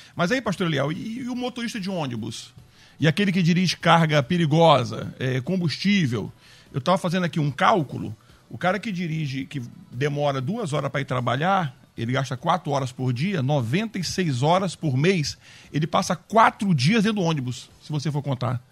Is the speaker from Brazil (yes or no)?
yes; Acre, Brazil; moved away; eu nasci no Acre